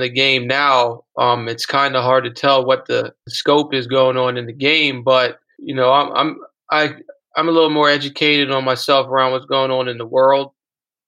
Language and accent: English; Bowie, Maryland, United States; I grew up in Bowie right down the street